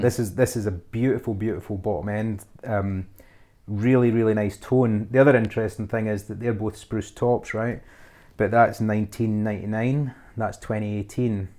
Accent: Scotland, United Kingdom; being Scottish

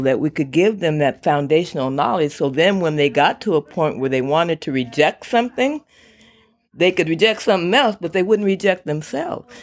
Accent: Woodland, California, United States; I'm from Woodland

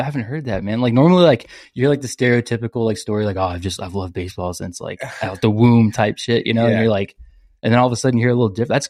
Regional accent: San Antonio, Texas, United States; growing up in San Antonio

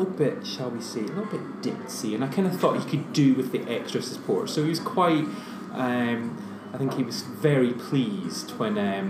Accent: Scotland, United Kingdom; I'm Scottish

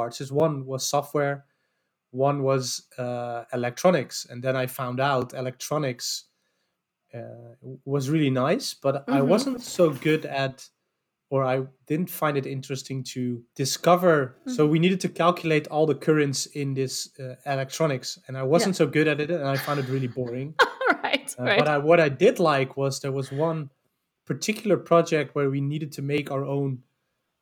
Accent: Amsterdam, North Holland, Netherlands; I'm from Amsterdam. Grew up there. Never moved actually out there.

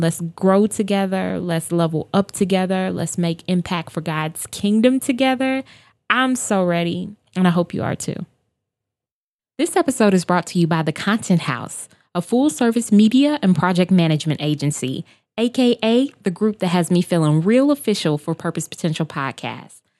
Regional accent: Chicago, Illinois, United States; I am born and raised on the South Side of Chicago

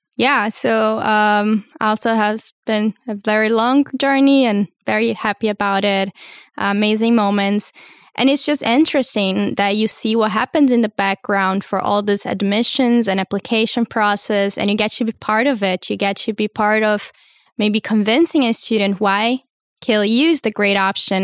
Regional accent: Brazil; also born or lived in United States; now in Hamburg, Germany; I come from Brazil, finished high school in the U S

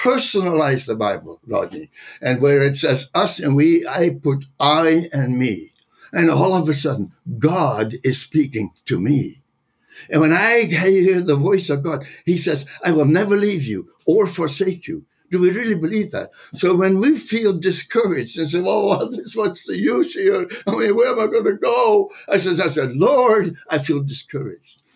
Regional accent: Netherlands; moved away; I was born in the Netherlands

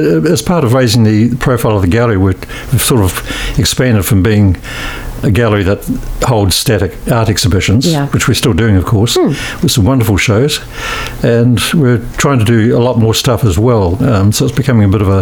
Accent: Christchurch, Canterbury, New Zealand; also born or lived in Auckland / Oxford, New Zealand; I was born here in Christchurch in 1945, and spent most of my life here

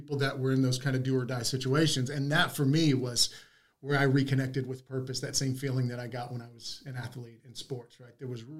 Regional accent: Texas, United States; I was from Texas.

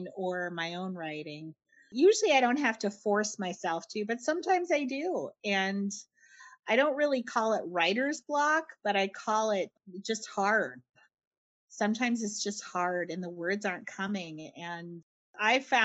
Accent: Winnipeg, Manitoba, Canada; I'm from Winnipeg.

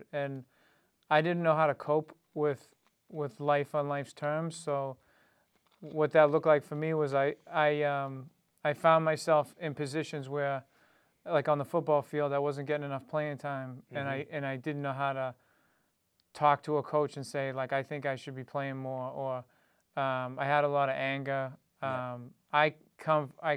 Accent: Dedham, Massachusetts, United States; I grew up in East Dedham, Mass.

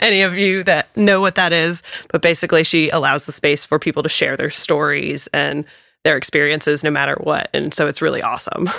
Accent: Raleigh, North Carolina, United States; I am one of those people that's born and raised in Raleigh

